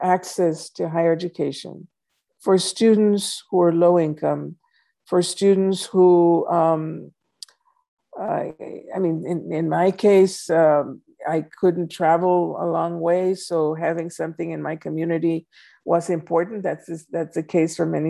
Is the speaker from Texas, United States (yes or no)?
yes; Laredo, Texas, United States; moved away as an adult; also born or lived in San Antonio, Texas / Houston, Texas; my hometown of Laredo